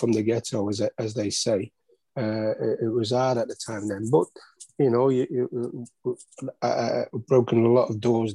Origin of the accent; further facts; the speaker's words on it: Manchester, North West England, United Kingdom; I've obviously been a local lad, and my parents being West Indian